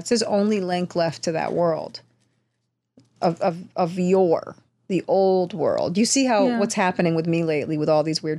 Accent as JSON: {"language": "English", "town": "New York City", "region": "New York", "country": "United States", "said": "Being a New Yorker who lived on the Upper East Side"}